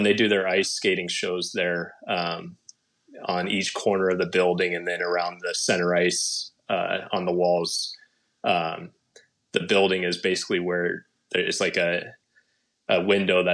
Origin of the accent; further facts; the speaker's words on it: Santa Rosa, California, United States; now in Phoenix, United States; I'm originally from out in Northern California and Santa Rosa.